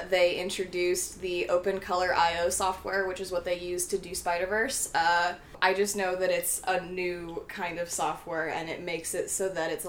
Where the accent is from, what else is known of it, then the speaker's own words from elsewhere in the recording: Bay Area, California, United States; now in Portland, United States; I came down from Portland. That's where I live now. I'm originally from the Bay Area